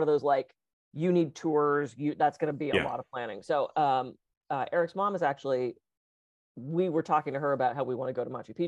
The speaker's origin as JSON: {"language": "English", "region": "East Coast", "country": "United States", "tie": "born or raised there", "moved": "yes", "said": "I grew up on the East Coast"}